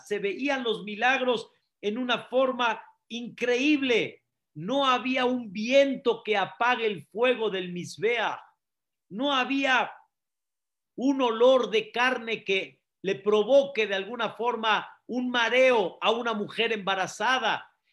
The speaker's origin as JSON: {"language": "Spanish", "country": "Mexico", "also_born_or_lived": "Syria (ancestry)", "said": "Nosotros que venimos, por ejemplo, de Siria, fuimos sirios, ya no somos sirios, somos Mexican people"}